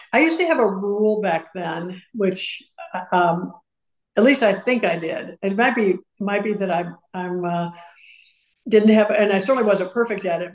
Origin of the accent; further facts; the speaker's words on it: Madison, Wisconsin, United States; also born or lived in Urbana, Illinois; now in Houston, United States; i grew up in madison and then we moved to urbana illinois